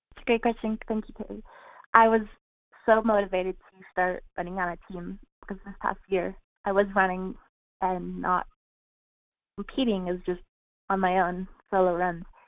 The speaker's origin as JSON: {"language": "English", "region": "California", "country": "United States", "moved": "as an adult", "said": "my home, my home state of California"}